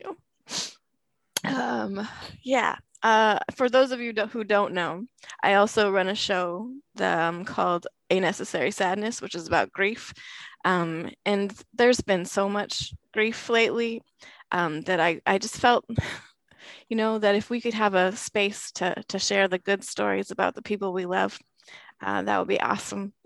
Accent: Canada; I am very Canadian. I'm like deep north.

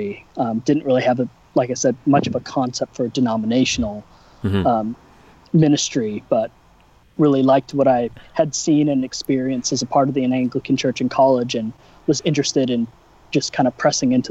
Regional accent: Orange County, Southern California, United States; moved away as an adult; also born or lived in Wheaton, Illinois / Dallas area, Texas; now in coastal Alabama, United States; I am a Southern California native. I grew up in Orange County.

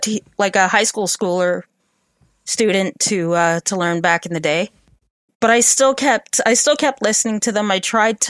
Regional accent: Sarnia, Ontario, Canada; moved away; I'm originally from Sarnia, right on the border there

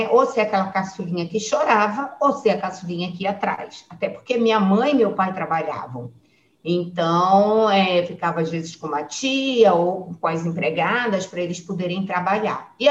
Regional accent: Manaus, Amazonas, Brazil; nós nascemos, eu nasci em Manaus, a minha família é toda de Manaus.

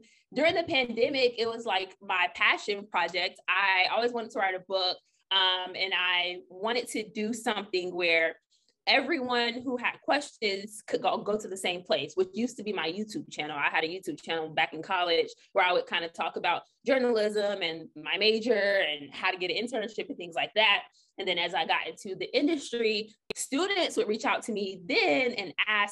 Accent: Orlando, Florida, United States; I interned in Orlando at Wesh 2 in my hometown

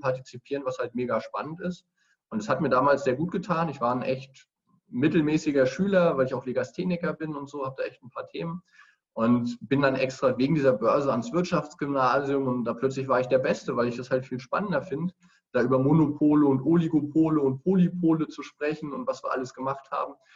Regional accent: Greifswald, Mecklenburg-Vorpommern, Germany; in Greifswald, meiner Heimatstadt

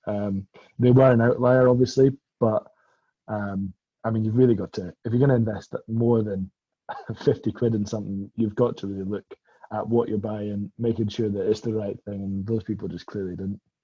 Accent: Scotland, United Kingdom; I'm Scottish and you know we're a bit tight with our money

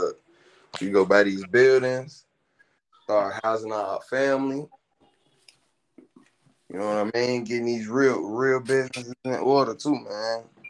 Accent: Chicago, Illinois, United States; Chicago born, raised in Cayman City.

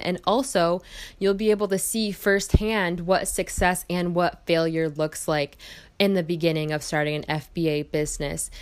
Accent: Michigan, United States; moved away as an adult; now in Milwaukee, United States; I am from Michigan

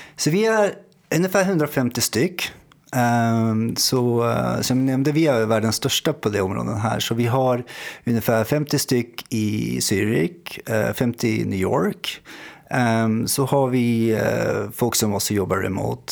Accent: Norway; accent: svorska (Norwegian-Swedish mix); now in Amsterdam, Netherlands; Jag är norsk, ja. Eh, men eh, min morsa är från Kalmar så det blir lite sån där svorska som man säger

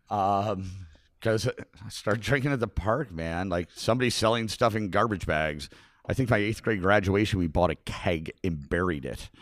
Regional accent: Buffalo, New York, United States; I grew up on McKinley and Kennefic

